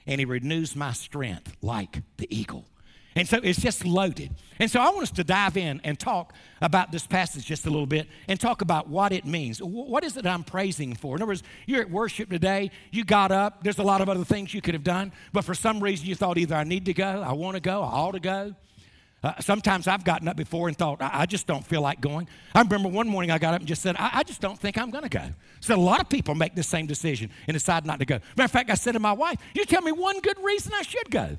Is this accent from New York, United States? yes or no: no; Wilmington, North Carolina, United States; Wilmington, North Carolina, my hometown